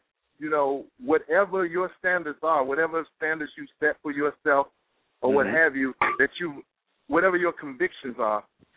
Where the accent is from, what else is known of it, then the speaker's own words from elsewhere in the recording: Montgomery, Alabama, United States; now in New York, United States; I'm from Montgomery, Alabama. She's from Montgomery, Alabama. We grew up together